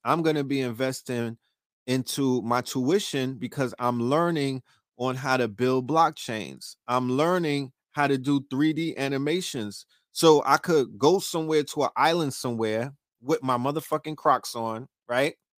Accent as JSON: {"language": "English", "town": "New York City", "region": "New York", "country": "United States", "also_born_or_lived": "Harlem", "said": "I'm from Brooklyn, but I, I cut my teeth in Harlem"}